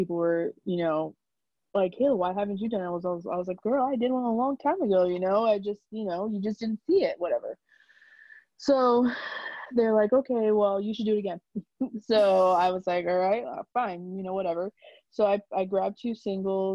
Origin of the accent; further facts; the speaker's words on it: New York, United States; I'm from New York